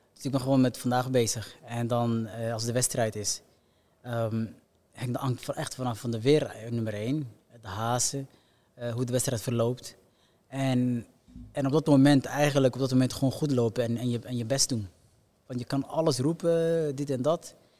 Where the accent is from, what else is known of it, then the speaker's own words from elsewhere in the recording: Somalia; moved away; also born or lived in Belgium / Netherlands; voor ons geboorteland